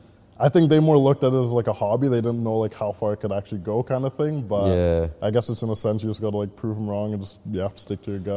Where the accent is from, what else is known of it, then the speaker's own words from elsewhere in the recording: Port Coquitlam, British Columbia, Canada; also born or lived in Vancouver; born and raised in Port Coquitlam. Yeah, been living here since I was like 4 or 5 years old. Before that, I was kind of in like Vancouver as well, but. Yeah, other than that, yeah, was going to school in Poco as well, too.